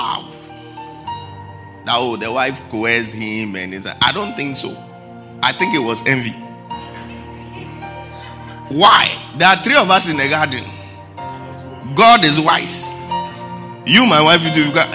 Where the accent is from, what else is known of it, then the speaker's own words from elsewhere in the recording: Accra, Greater Accra, Ghana; we live in our hometown, Jamestown, that's my hometown